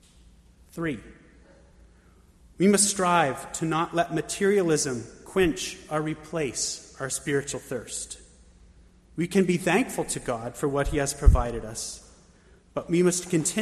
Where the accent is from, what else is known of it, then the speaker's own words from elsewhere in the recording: Bethlehem, Pennsylvania, United States; now in Pittsburgh, United States; my hometown in Bethlehem, Pennsylvania